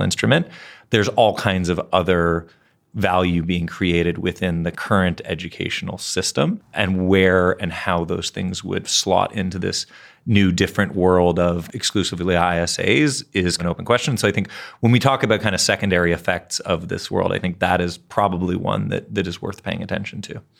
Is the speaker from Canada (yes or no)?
yes; Canada; I'm from Canada